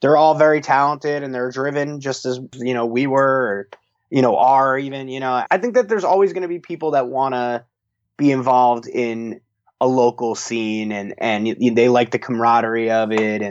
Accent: Verona, New Jersey, United States; Keith and I are from Verona, which is right next to Montclair. So we're all kind of grew up in this area

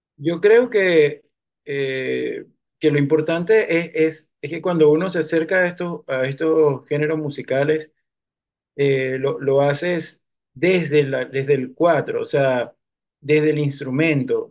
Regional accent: Cumaná, Sucre, Venezuela; moved away as an adult; now in New York, United States; como yo soy de Cumaná, tengo como más conocimiento de la música tradicional de ahí, es lo que, es lo que es con lo que he crecido

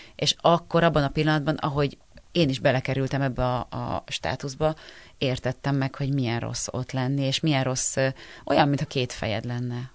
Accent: Győr, Győr-Moson-Sopron, Hungary; moved away; also born or lived in Budapest / Páty; Én Győrben születtem, ott is a, mindig a Kertváros kertvárosi részben laktunk, és uh, ahogy felköltöztem Pestre

